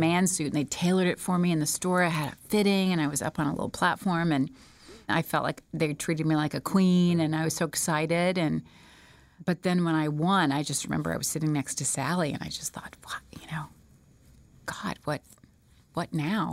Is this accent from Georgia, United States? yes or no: yes; Smyrna, Georgia, United States; I was born and raised in Smyrna, Georgia